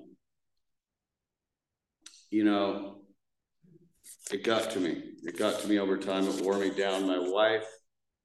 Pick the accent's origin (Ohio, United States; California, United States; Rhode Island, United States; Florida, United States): California, United States; Newport Beach; I grew up in Newport